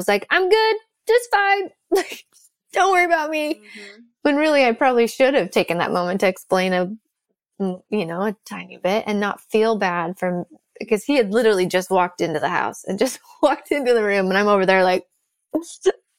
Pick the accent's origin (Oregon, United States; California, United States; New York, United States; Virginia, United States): Oregon, United States; Salem; where I grew up outside of Salem.